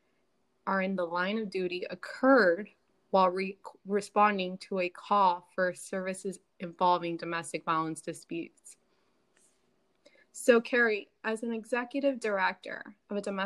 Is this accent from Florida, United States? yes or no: yes; Miami, Florida, United States; also born or lived in Chicago; now in Tennessee, United States; I'm from Miami originally, then I moved to Chicago, and now I'm here in Tennessee